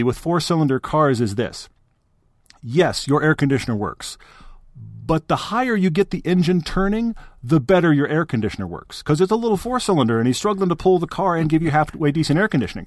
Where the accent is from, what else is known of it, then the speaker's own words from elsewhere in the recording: Texas, United States; I grew up in Texas